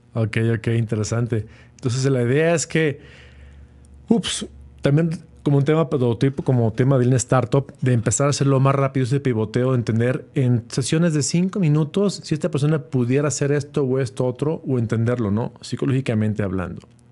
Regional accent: Mexico; como mexicanos y latinoamericanos, vio una, una, capacidad para emprender porque ahora lo que producía China lo podemos hacer aquí en México

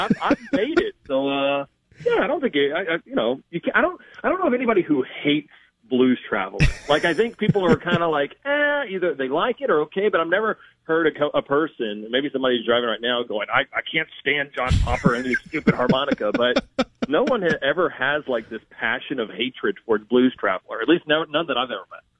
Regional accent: Baton Rouge, Louisiana, United States; also born or lived in Port Allen, Louisiana; I grew up in Baton Rouge and living in Port Allen

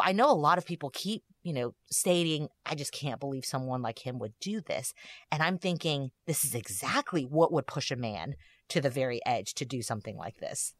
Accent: Texas, United States; growing up in Texas

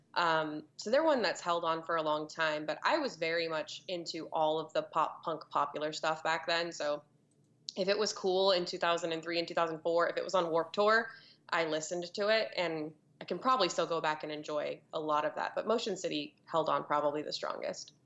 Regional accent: Florida, United States; growing up for me, it's a little cliché because of Florida

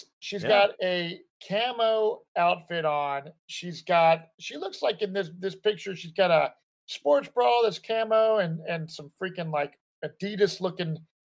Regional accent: Cincinnati, Ohio, United States; I'm from Cincinnati.

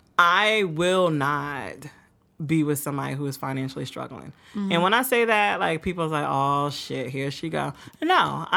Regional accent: Willingboro, New Jersey, United States; So here we are, Ace of Spades Studio Willowboro, New Jersey. Y'all gotta love it. Great quality, great time here. Yeah. My hometown.

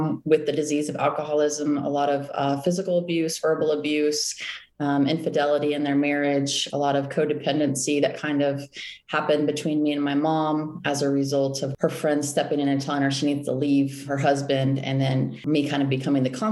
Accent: Austin, Texas, United States; I was born and raised right here in Austin, Texas.

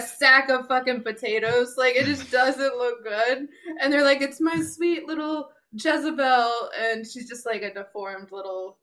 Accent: United States; growing up in America

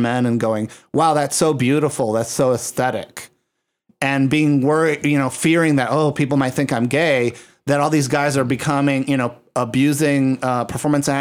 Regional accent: San Juan, Puerto Rico; I grew up in San Juan, Puerto Rico, and that was a tourist destination in the 1980s

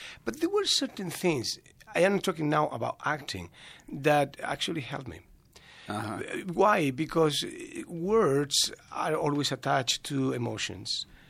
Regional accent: Spain; English is a second language; moved away as an adult; now in United States; So we are from Madrid, like 500 kilometers, 550 kilometers.

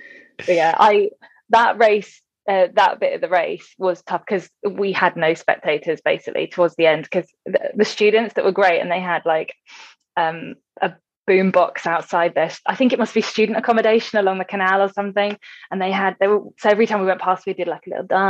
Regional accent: England, United Kingdom; we're English.

